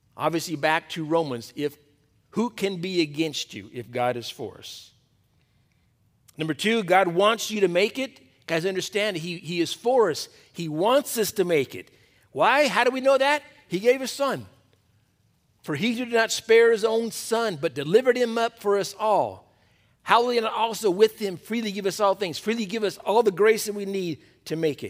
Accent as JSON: {"language": "English", "town": "Torrance", "region": "California", "country": "United States", "tie": "born or raised there", "said": "I was born in Torrance, went to school in Torrance, got married in Torrance, had all my kids here in Torrance. I'm still in Torrance"}